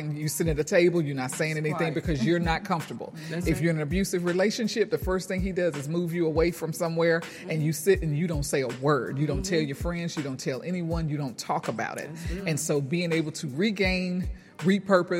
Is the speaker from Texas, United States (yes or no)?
yes; Houston, Texas, United States; from Houston, Texas